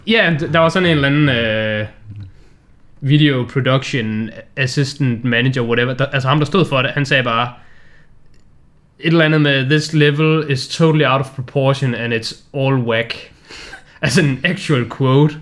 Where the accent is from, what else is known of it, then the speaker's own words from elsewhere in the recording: Denmark; vi er danskere